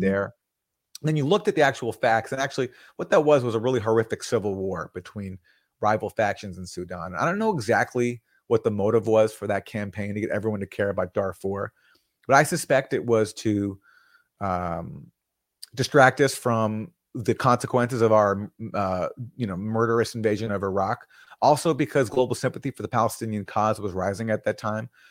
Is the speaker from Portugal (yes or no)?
no; Vancouver, British Columbia, Canada; I'm from Vancouver, Canada